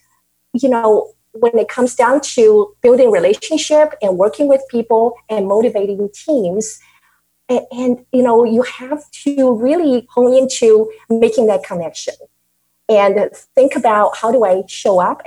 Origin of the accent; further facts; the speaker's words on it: Taiwan; now in United States; I grew up in Taiwan, that I was emerged with all the Asian culture